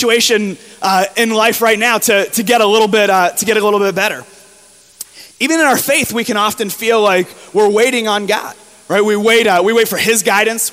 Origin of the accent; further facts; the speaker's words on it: near Fort Lauderdale, South Florida, United States; moved away; I grew up in South Florida, right near Fort Lauderdale